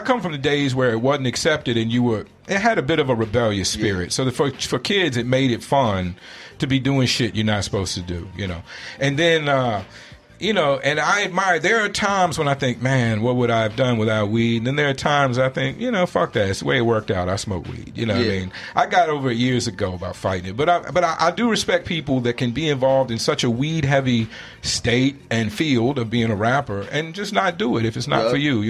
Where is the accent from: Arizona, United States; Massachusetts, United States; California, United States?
Arizona, United States; Mesa; now in Phoenix, United States; we have two artists from Mesa.